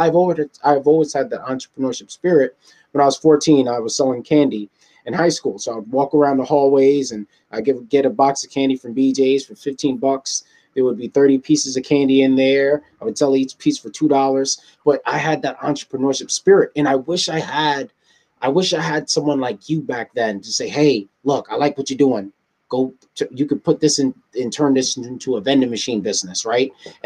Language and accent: English; New York City, New York, United States; I'm from Southside Jamaica, Queens.